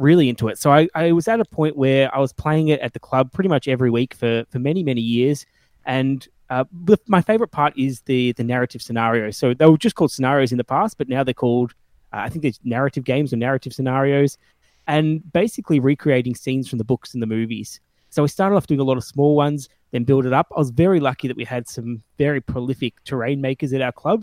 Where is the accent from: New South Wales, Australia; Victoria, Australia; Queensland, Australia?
Victoria, Australia; Melbourne; I'm a gamer from Australia, Melbourne, in Australia